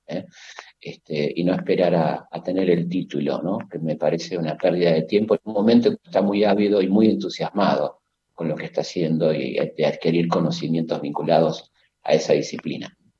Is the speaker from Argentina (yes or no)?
yes; Argentina; como tantos argentinos, en el caso en la escuela secundaria